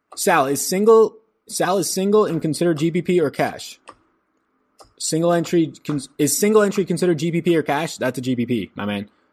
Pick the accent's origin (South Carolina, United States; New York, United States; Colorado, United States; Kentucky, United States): New York, United States; now in Wake County, North Carolina, United States; I'm from New York